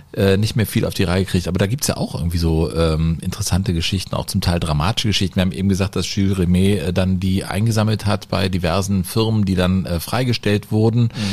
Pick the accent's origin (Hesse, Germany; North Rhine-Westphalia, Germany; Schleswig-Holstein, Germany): North Rhine-Westphalia, Germany; Cologne; ich bin am Rhein groß geworden